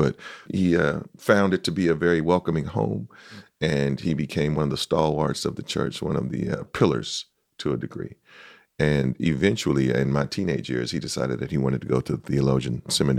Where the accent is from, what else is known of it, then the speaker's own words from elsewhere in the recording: San Francisco, California, United States; Born and raised in the city.